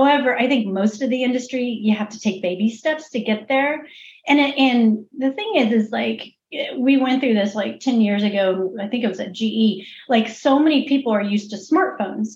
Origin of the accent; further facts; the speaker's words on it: Missouri, United States; I'm actually from Missouri. So I'm from the show me state.